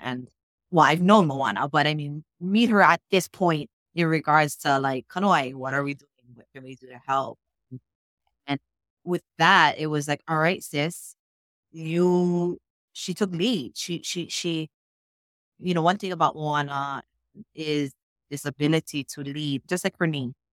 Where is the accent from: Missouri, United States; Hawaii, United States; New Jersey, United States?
Hawaii, United States; Molokai; I'm even from Molokai, not in Lahaina.